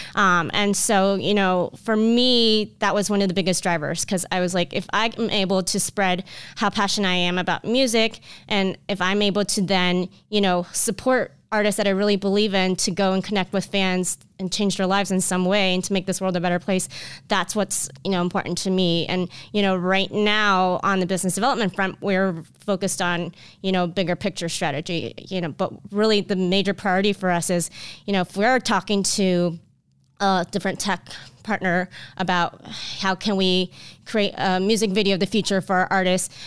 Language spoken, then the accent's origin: English; Orlando, Florida, United States; I grew up in Orlando, Florida